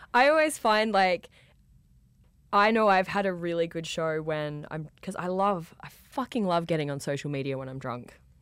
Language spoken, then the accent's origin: English; Australia; accent: Australian; I am from Australia